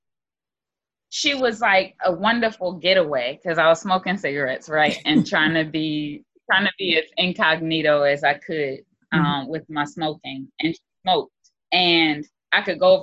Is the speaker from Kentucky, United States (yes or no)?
no; Philadelphia, Pennsylvania, United States; moved away; also born or lived in Albany, Georgia; I came from Philly